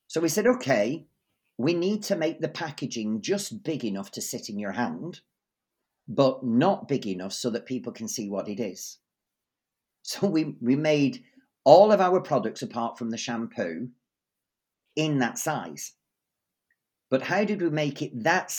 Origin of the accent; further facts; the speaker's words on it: England, United Kingdom; moved away as an adult; now in Sweden; I grew up in England